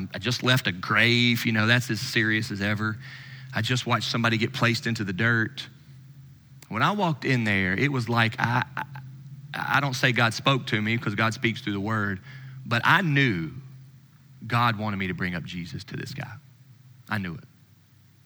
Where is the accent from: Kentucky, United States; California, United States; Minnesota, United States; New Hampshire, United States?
Kentucky, United States; Louisville; I'm from Louisville